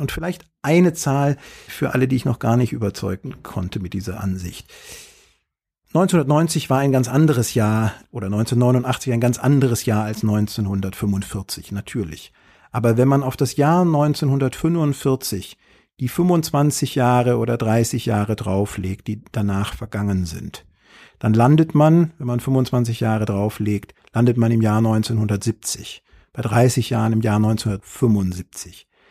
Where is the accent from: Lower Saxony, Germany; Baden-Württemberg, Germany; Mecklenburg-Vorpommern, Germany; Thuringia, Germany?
Baden-Württemberg, Germany; Tübingen; moved away; also born or lived in Leipzig; Ich bin auch tief im Westen geboren. So wie die halbe Republik hat man manchmal das Gefühl in Schwaben, nämlich in Tübingen.